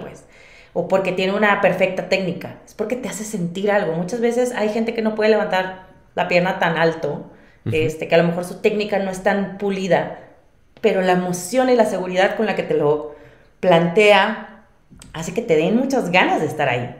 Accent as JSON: {"language": "Spanish", "town": "Monterrey", "region": "Nuevo León", "country": "Mexico", "accent": "regio", "moved": "as an adult", "lives_now": "Mexico City, Mexico", "said": "Monterrey, yo soy de Monterrey, este, y si no se nota por el acento"}